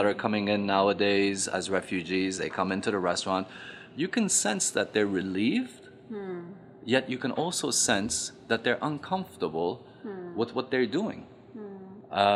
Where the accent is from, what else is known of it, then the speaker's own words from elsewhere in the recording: Afghanistan; moved away; growing up in Afghanistan in the 70s, and the mentality was completely different